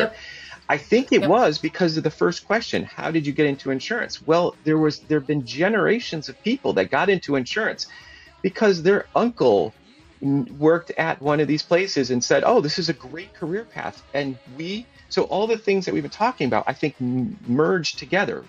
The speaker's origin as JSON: {"language": "English", "region": "Connecticut", "country": "United States", "tie": "born or raised there", "said": "growing up in Connecticut, I had exposure to insurance professionals, insurance people"}